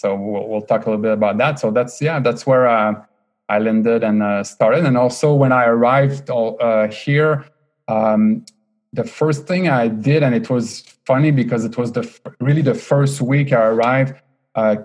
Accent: Quebec City, Quebec, Canada; accent: French-Canadian; first language French; English is a second language; moved away as an adult; also born or lived in Montreal / Boston; now in Bay Area, United States; I was born and raised in Quebec City in Canada. So French Canadian.

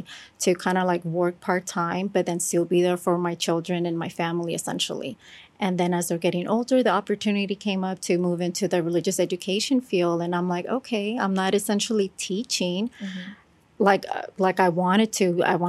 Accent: California, United States; moved away; I'm from California.

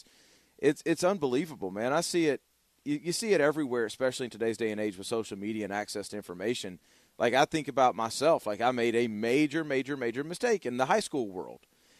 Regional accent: Louisiana, United States; born there; also born or lived in Arkansas; I was born in Louisiana, and then I lived in Arkansas for 8 years before I moved here.

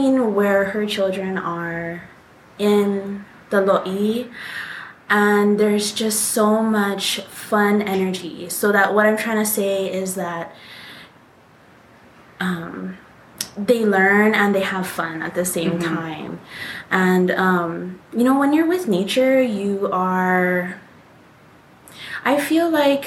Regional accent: Hawaii, United States; we are Hawaiian. We graduated from an all-Hawaiian private school here in Hawaii

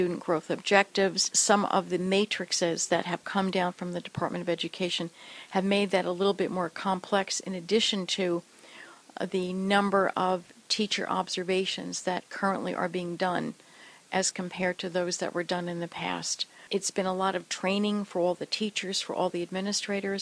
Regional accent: Clark, New Jersey, United States; also born or lived in Cranford, New Jersey; I actually grew up next door in Clark.

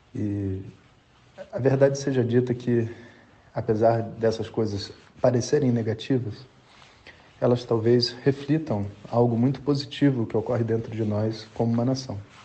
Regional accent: Brazil; nós, como brasileiros

